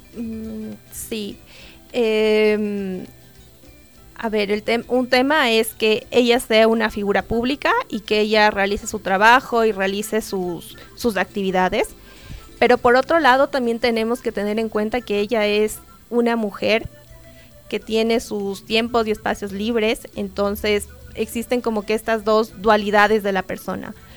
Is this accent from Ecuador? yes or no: yes; Ecuador; nosotros ecuatorianos